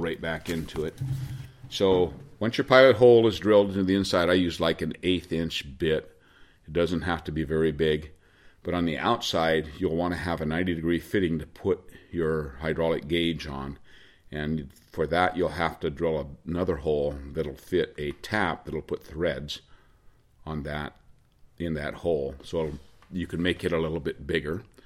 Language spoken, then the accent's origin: English; Oregon, United States; I'm from Oregon